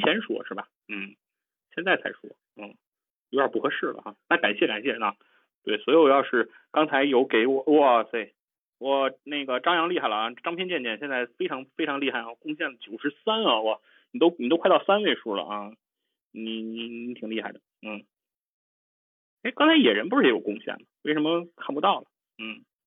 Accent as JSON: {"language": "Chinese", "country": "China", "said": "其实我们中国人啊。"}